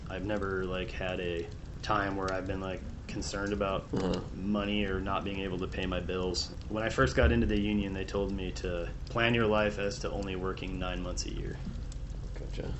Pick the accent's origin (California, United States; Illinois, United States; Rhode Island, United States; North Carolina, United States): Illinois, United States; Peoria; moved away as an adult; also born or lived in DeKalb, Illinois / Naperville, Illinois / Idaho; now in Portland, United States; I grew up in Illinois. I was uh, born in a town called DeKalb, which is about an hour outside of Chicago, and I lived there until I was three, and then we moved to one of the suburbs called Naperville, and uh, after that, we moved to central Illinois to Peoria, which is where I did most of my growing up